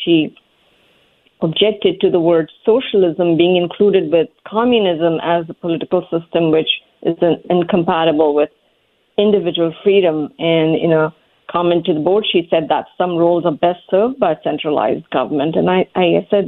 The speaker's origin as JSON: {"language": "English", "country": "India", "tie": "born or raised there", "moved": "as an adult", "lives_now": "United States", "said": "I grew up in India"}